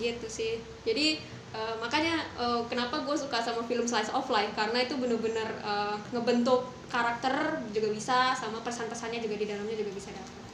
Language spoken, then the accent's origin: Indonesian; Jakarta, Indonesia; gue dari Jakarta